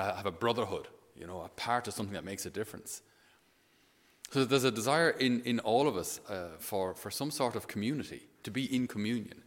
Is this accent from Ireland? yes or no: yes; Tipperary, Munster, Ireland; I was from Tipperary